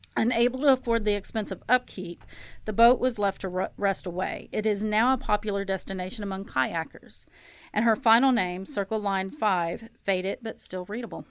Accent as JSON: {"language": "English", "region": "Kentucky", "country": "United States", "tie": "born or raised there", "moved": "yes", "said": "my home state of Kentucky"}